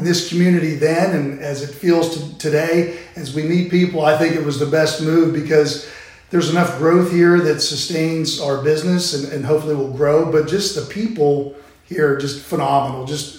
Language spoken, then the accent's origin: English; Morgantown, West Virginia, United States; moved away as an adult; now in Winchester, United States; I'm originally from Morgantown, West Virginia. And about, six, 7 months ago, Cameron and I moved to Winchester. But before that, spent mostly my entire life in Morgantown.